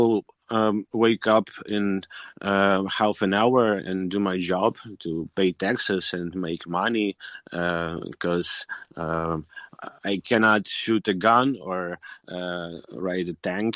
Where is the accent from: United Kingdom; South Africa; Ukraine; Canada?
Ukraine; Kyiv; I'm from Kiev. I'm in Kiev right now.